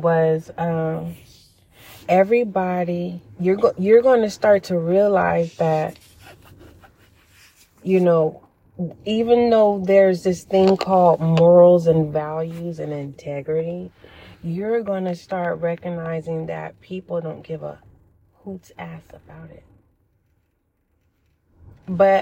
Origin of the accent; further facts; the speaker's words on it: California, United States; I am from California